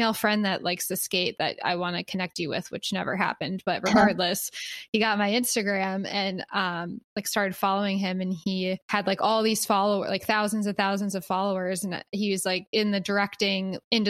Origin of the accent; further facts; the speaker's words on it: Philadelphia, Pennsylvania, United States; now in Los Angeles, United States; I was from Philly